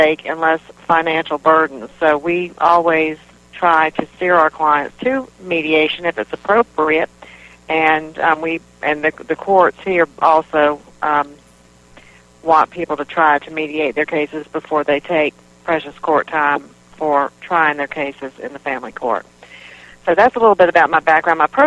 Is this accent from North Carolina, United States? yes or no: yes; North Carolina, United States; moved away as an adult; now in South Carolina, United States; I grew up in North Carolina